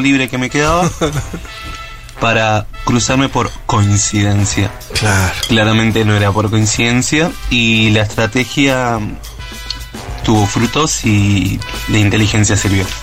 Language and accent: Spanish; Monte Grande, Buenos Aires Province, Argentina; yo soy de Zona